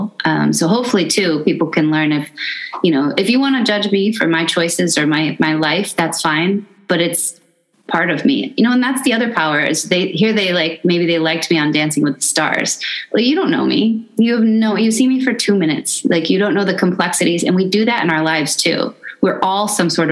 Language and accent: English; Midwest, United States; I grew up in the Midwest